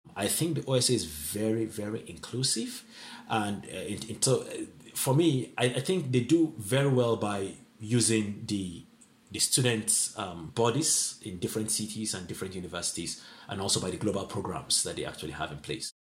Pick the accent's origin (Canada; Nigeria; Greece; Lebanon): Nigeria; Northern Nigeria; now in Jena, Germany; I'm from Nigeria. I was born in the northern part of Nigeria.